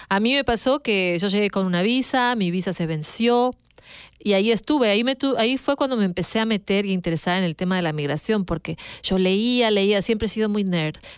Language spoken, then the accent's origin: Spanish; Uruguay; now in United States; como decimos en mi país, en Uruguay, rebuscando.